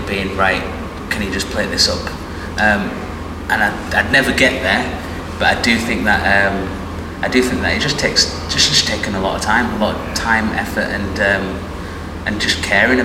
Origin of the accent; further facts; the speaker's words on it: Bradford, Yorkshire and the Humber, United Kingdom; both … and I, we grew up in Bradford